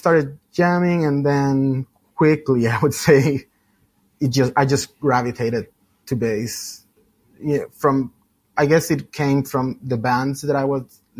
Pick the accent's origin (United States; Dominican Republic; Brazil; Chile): Chile; moved away; Originally, I'm from Chile, South America, for those that don't know.